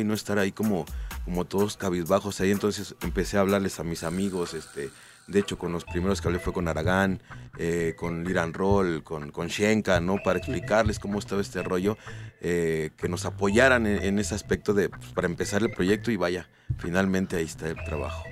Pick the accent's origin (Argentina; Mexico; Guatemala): Mexico; Mexico City; Yo soy de la San Felipe Jesús